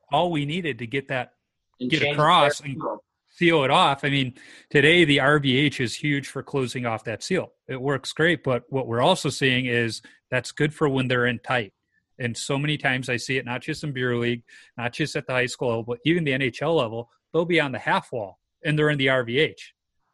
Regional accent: Chicago, Illinois, United States; I grew up in the Beverly Mount Greenwood neighborhood on the south side near Oak Lawn

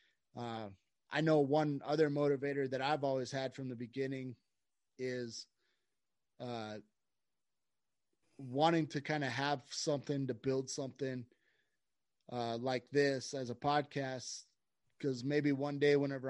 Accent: Idaho, United States; now in Colorado, United States; We're both from Idaho and we've been friends since grade school

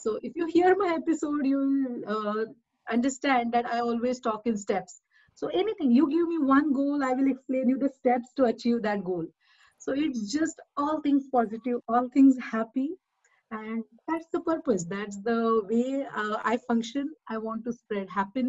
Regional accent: India; now in New Jersey, United States; I'm from India. I'm based in New Jersey right now

